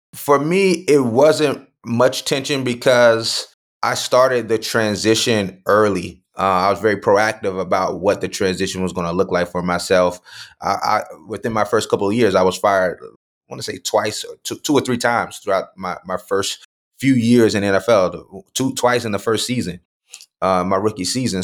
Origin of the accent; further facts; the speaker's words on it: Mulberry, Florida, United States; also born or lived in Lakeland, Florida; I was born in Lakeland, Florida, Lakeland Regional Hospital, uh, grew up in a small town next to Lakeland called Mulberry